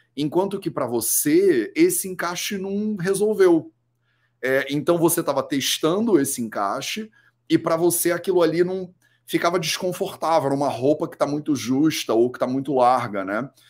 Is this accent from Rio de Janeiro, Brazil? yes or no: yes; Rio de Janeiro, Brazil; eu sou carioca, né? Eu cresci no Rio de Janeiro